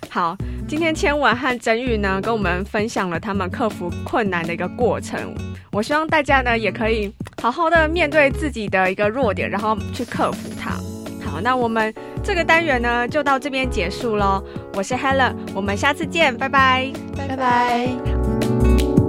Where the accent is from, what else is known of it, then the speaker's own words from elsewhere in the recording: Taiwan; accent: Taiwanese (English accent); 我自己的英文口音就是一个，听起来就是一个台湾人